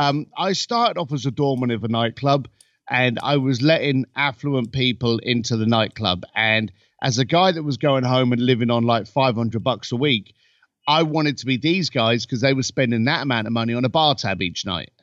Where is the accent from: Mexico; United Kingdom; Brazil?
United Kingdom; now in Los Angeles, United States; I'm a British boy living in Los Angeles